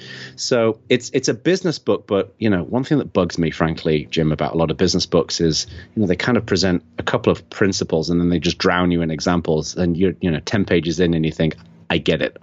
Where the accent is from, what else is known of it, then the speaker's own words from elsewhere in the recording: England, United Kingdom; accent: Englishman living in America; now in United States; I'm from England, although a lot of people think that I'm from Australia because I've got this weird Englishman living in America accent, which is kind of, fusing into something a bit odd. I was born in the north of England and I was raised in southern England